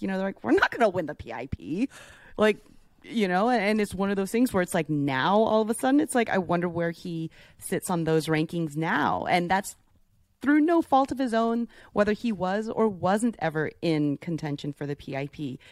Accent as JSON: {"language": "English", "area": "Bay Area", "region": "California", "country": "United States", "tie": "born or raised there", "moved": "yes", "lives_now": "Florida, United States", "said": "growing up in the Bay Area, like, my dad would, would dive for abalone"}